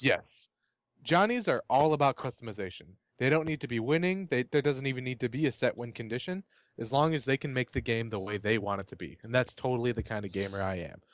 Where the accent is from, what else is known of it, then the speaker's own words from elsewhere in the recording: United States; I'm an American